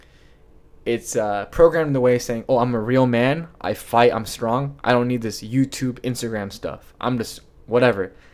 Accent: Los Angeles, California, United States; The valley, the area I'm from is the valley

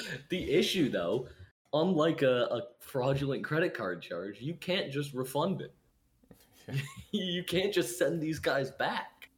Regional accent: United States; I'm American

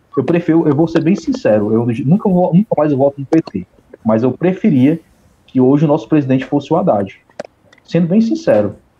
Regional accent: Ceará, Brazil; eu sou do Ceará

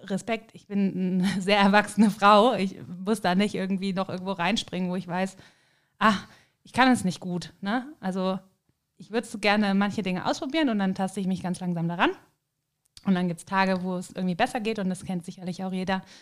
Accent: Rhineland, Germany; Und das, ich glaube, das ist was, was man so als Rheinländer als Bezeichnung irgendwie nicht richtig nachvollziehen kann.

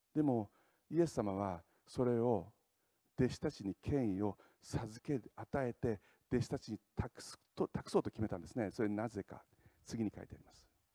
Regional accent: Saitama, Japan; accent: Saitama dialect; now in Tokyo, Japan; あの私は埼玉県出身なんですね。

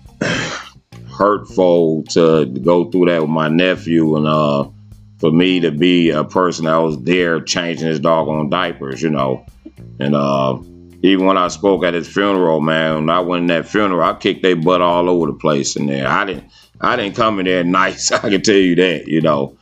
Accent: Detroit, Michigan, United States; moved away as an adult; now in Tennessee, United States; I was actually forced from Detroit. I was ejected from Detroit, and I stayed away from there for a bunch of years.

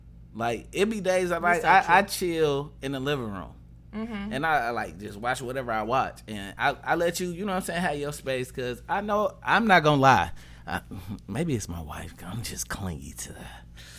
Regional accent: Highland Park, Michigan, United States; I didn't even grow up in Detroit. I'm from Highland Park, HP stand up.

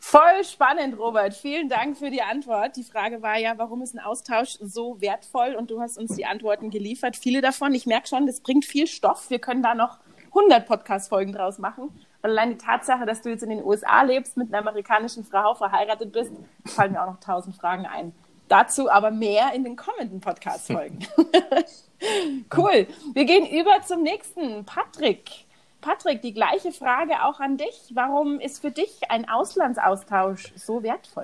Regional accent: Munich, Bavaria, Germany; also born or lived in Houston, Texas; ich bin aus München

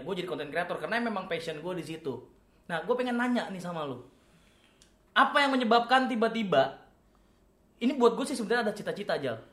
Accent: Karo Batak home village, North Sumatra, Indonesia; moved away; kalau di kampung gua itu kan kental banget ya, adat Batak Karonya

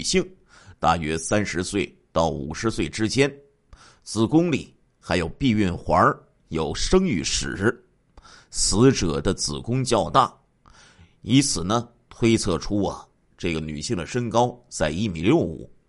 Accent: Liaoning, China; 在我们的家乡辽宁啊，在这个盘锦呢，有著名的稻田的河蟹，特别好吃。

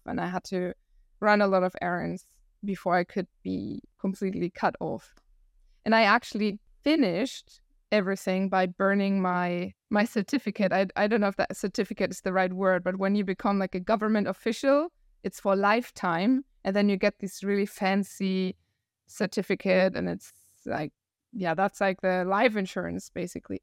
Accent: Germany; English is a second language; moved away as an adult; also born or lived in Chile / China; I'm original from Germany

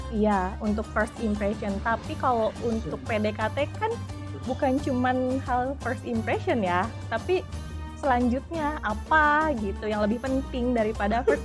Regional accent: Indonesia; aku asli Indonesia

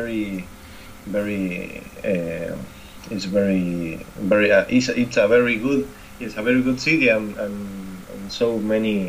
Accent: Argentina; English is a second language; also born or lived in Buenos Aires; I'm from Argentina, South America.

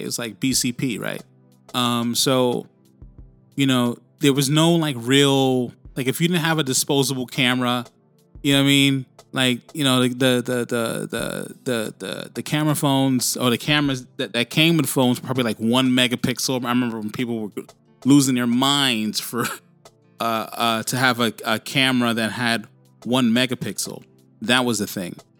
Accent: New York City, New York, United States; also born or lived in Bronx, New York City; now in Sydney, Australia; spent my time, my childhood years, primarily, well, in between like the Bronx and Harlem, but mainly, uh, you know, in in uh, Harlem

